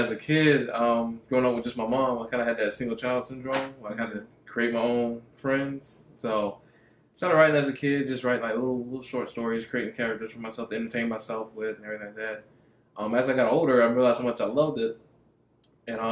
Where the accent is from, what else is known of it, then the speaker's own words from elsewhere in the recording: Columbia, South Carolina, United States; I'm from right here in South Carolina